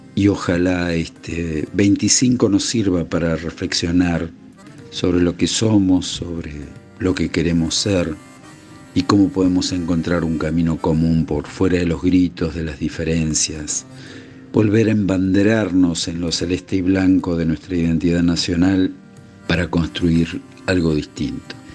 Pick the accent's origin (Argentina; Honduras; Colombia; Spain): Argentina; ¿Qué somos los argentinos? ¿Qué queremos los argentinos?